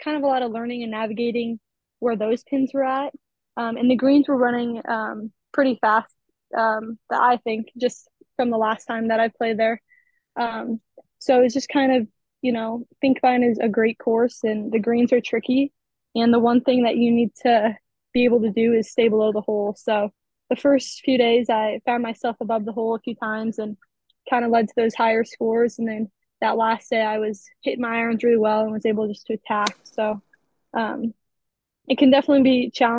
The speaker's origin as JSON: {"language": "English", "town": "Omaha", "region": "Nebraska", "country": "United States", "tie": "born or raised there", "said": "I'm from Omaha, Nebraska. I just kind of grew up playing golf here."}